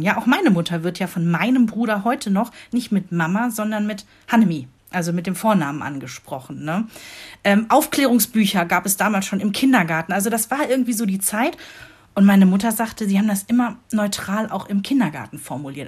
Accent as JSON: {"language": "German", "region": "Rhineland", "country": "Germany", "moved": "as an adult", "lives_now": "Northern Germany", "said": "für mich hier im hohen Norden als Rheinländerin"}